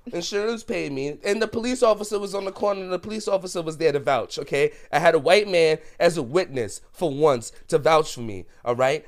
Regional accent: New York City, New York, United States; growing up in the Bronx

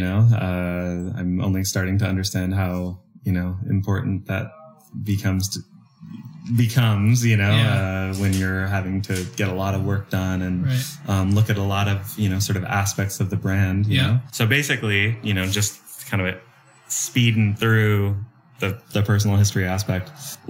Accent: Portland, Oregon, United States; I'm from Portland.

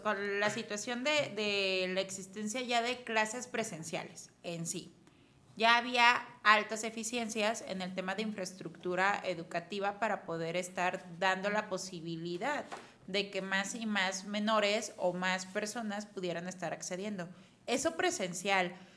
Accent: Mexico; como mexicanos

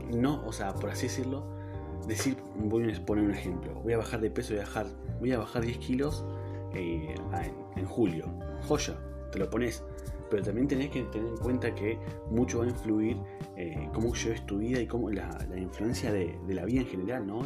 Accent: Neuquén, Argentina; en Neuquén justamente, em, que es de donde soy

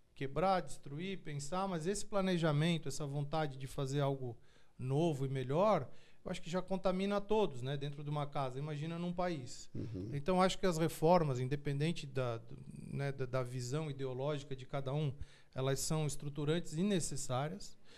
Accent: Tubarão, Santa Catarina, Brazil; E eu e meus irmãos somos naturais de Tubarão, do sul ah, do de estado.

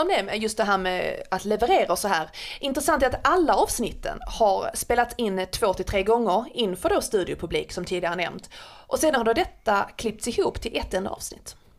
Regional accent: Skåne, Sweden; jag som skåning

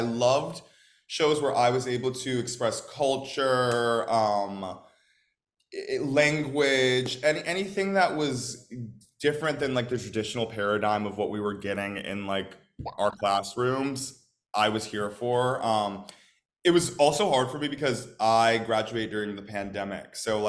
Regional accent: Midwest, United States; I'm from the Midwest, so like I grew up going to St. Louis and like knowing of the Muni.

